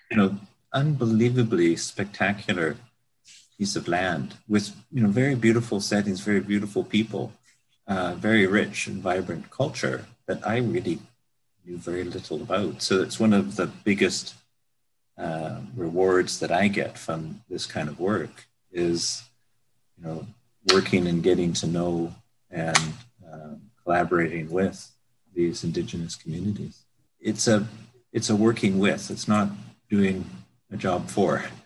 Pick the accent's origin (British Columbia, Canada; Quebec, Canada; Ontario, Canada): British Columbia, Canada; Vancouver; moved away as an adult; also born or lived in United Kingdom; I'm an architect, born and raised in the Vancouver area.